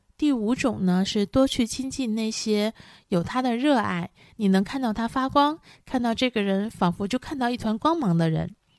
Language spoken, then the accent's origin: Chinese; northern China, China; 我出生和成长在拥有皑皑白雪的北方，所以我从小呢就非常喜欢明亮的环境